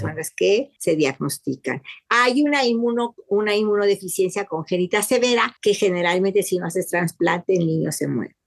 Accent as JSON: {"language": "Spanish", "country": "Mexico", "said": "soy mexicana"}